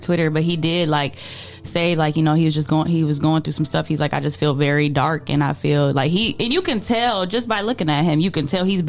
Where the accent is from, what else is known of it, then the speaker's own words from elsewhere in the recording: Chicago, Illinois, United States; now in Toledo, United States; I'm from Chicago.